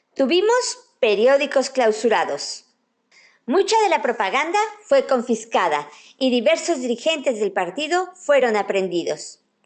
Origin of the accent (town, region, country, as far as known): Mexico